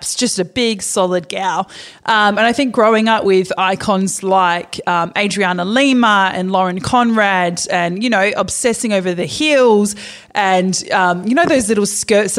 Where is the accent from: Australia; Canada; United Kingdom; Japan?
Australia; Perth, Western Australia; they brought us up in Perth. And I grew up in Scarborough